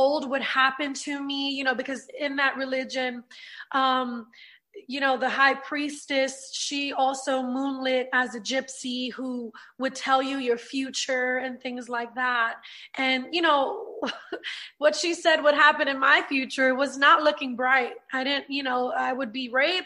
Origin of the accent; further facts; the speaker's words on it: New York City, New York, United States; now in Orlando, United States; I'm from Brooklyn, New York, born and raised, and I grew up in a Puerto Rican home